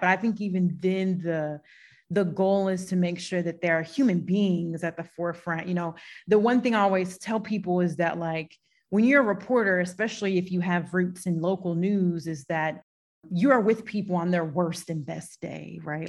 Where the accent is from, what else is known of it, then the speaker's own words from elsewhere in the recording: St. Louis, Missouri, United States; also born or lived in Knoxville, Tennessee; I'm a city girl born and raised in St. Louis on the north side specifically. So it's my city